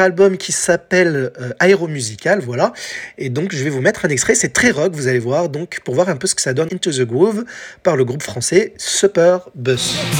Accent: France; chez nous en France

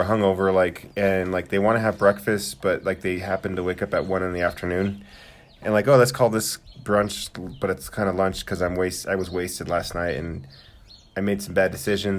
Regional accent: Santa Fe, New Mexico, United States; I grew up in Santa Fe, like with a poor family

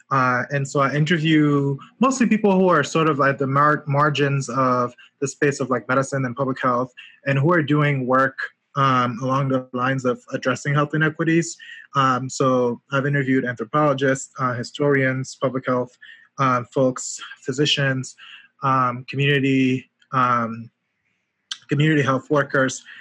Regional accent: Yaoundé, Centre, Cameroon; moved away as an adult; also born or lived in Washington, D.C. / Atlanta, Georgia; now in New Haven, United States; I grew up in Cameroon, Yaoundé, in the capital city. I moved to the US uh, 11 years ago.

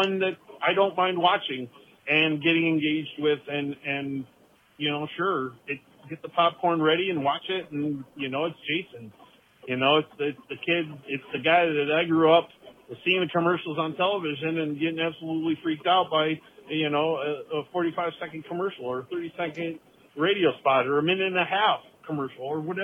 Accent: Ohio, United States; I'm from Ohio

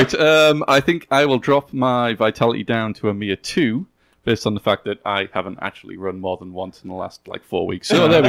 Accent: United Kingdom; moved away as an adult; now in United States; despite being British and only having lived in the States for a few years, I did actually used to shoot rifle when I was back in the UK.

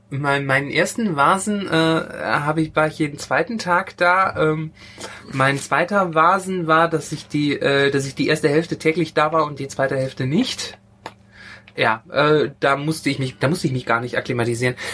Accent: Rhineland, Germany; Ja, ja, aber weißt du, ich bin ja Rheinländer und da gibt es sowas nicht. Für mich ist das Stuttgart.

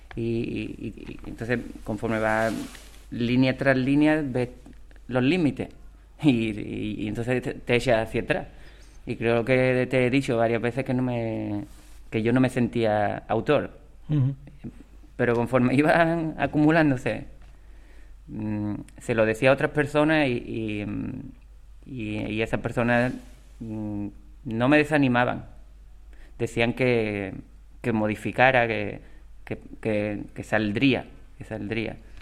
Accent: Ubrique, Andalusia, Spain; cuando llegue a mi pueblo

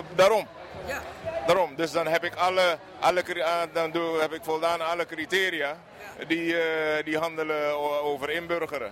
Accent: Suriname; now in Netherlands; ik ben Surinamer

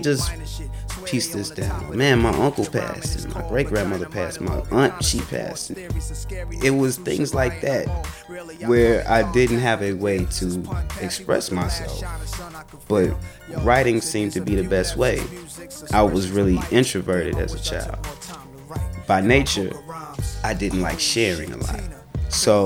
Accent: Chicago, Illinois, United States; growing up in Chicago

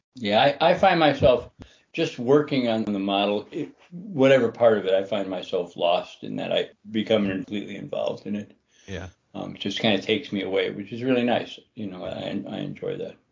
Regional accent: Chicago, Illinois, United States; I grew up in Chicago

